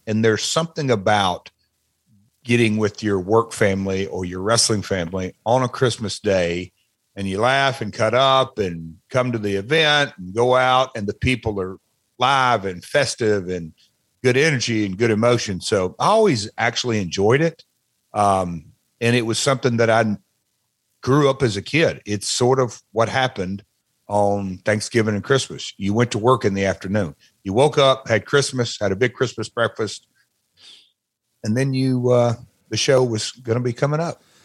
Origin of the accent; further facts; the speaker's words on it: Nashville, Tennessee, United States; also born or lived in Memphis; that's my hometown of Nashville